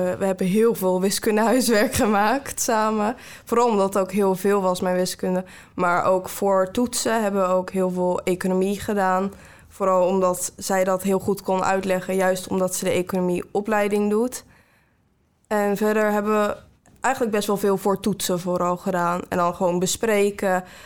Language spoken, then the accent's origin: Dutch; Ridderkerk, South Holland, Netherlands; ik kom uit Ridderkerk